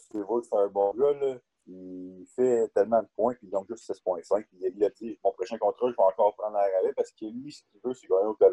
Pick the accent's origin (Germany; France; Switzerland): Germany; Berlin; born there; Mes ah. deux parents sont canadiens, je n'ai pas le droit d'avoir le passeport allemand, euh, même si je suis né à Berlin.